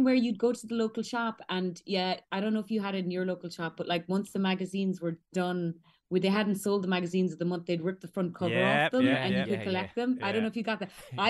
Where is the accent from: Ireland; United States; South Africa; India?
Ireland; Ballincollig, Munster; We all grew up, went to Scullbarra, went to Ballincollig Community School.